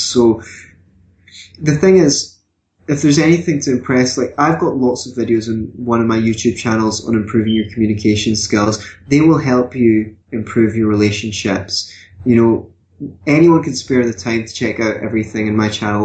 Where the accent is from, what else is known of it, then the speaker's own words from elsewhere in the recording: Glasgow, Scotland, United Kingdom; now in Edinburgh, United Kingdom; I come from Scotland as well. I come from Glasgow as well, although I live in Edinburgh now